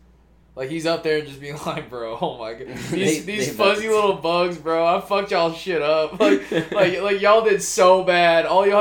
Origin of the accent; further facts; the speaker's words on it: Tennessee, United States; moved away; also born or lived in Texas; I grew up, like, in, like, Tennessee